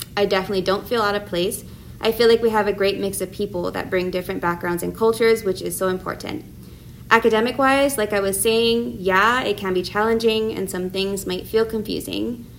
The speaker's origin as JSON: {"language": "English", "area": "Oahu", "region": "Hawaii", "country": "United States", "tie": "born or raised there", "also_born_or_lived": "San Diego", "said": "I was born here on Oahu and graduated from Kamehameha High School in 2014"}